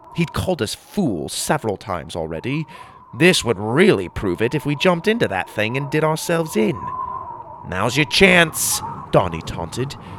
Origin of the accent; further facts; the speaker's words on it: Arizona, United States; I grew up in Arizona, so I am familiar with the desert